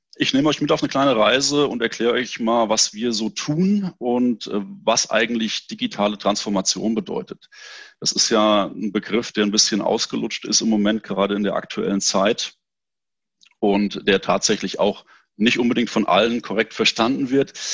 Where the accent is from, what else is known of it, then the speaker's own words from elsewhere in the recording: near Frankfurt, Hesse, Germany; Ich komme aus Hessen, in der Nähe von Frankfurt